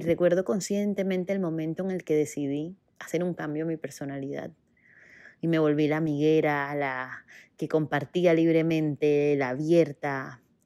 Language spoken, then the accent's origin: Spanish; Barranquilla, Atlántico, Colombia; moved away as an adult; also born or lived in Bogotá, Colombia; Yo nací en Barranquilla, Colombia, en la costa caribe de mi país